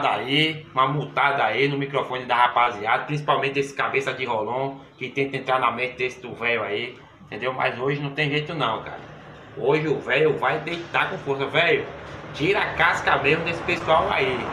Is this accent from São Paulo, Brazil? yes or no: yes; Araçatuba, São Paulo, Brazil; sou do interior de São Paulo, Araçatuba, é ex-árbitro de futebol e sou corintiano.